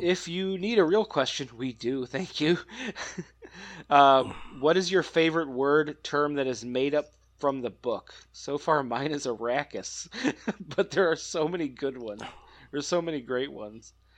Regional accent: Northern Illinois, United States; now in Wisconsin, United States; I grew up in Northern Illinois, live in Wisconsin

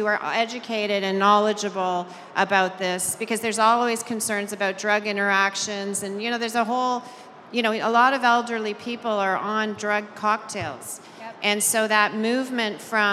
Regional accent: Canada; I'm Canadian

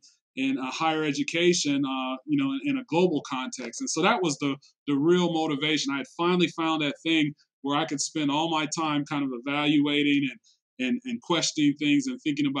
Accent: Detroit, Michigan, United States; moved away as an adult; also born or lived in Georgia / Houston / Hong Kong; I grew up in Detroit, you know, around the way.

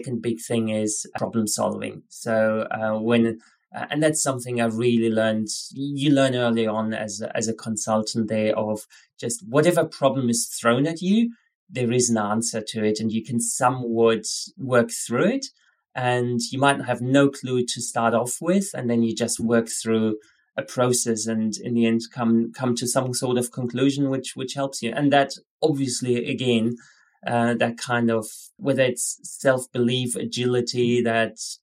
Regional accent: Germany; moved away as an adult; also born or lived in Scotland / Spain; now in Australia; originally I'm from Germany

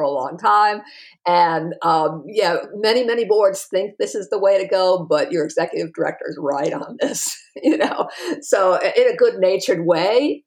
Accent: New England, United States; I was raised in New England too

